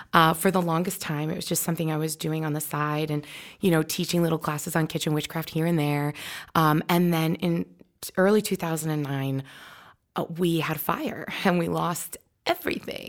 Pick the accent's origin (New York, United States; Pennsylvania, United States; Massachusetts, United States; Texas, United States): New York, United States; I'm from New York.